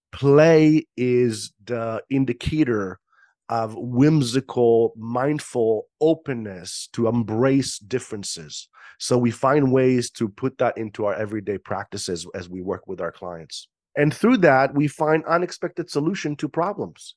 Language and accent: English; Israel; moved away; born and raised in Israel